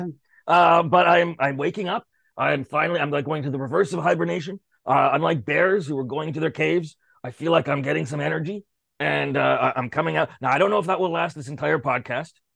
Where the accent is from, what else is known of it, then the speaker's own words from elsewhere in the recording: Canada; I'm a Canadian in Canadian show business.